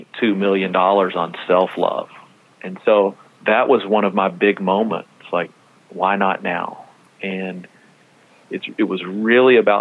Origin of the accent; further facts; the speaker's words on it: Texas, United States; I'm from Texas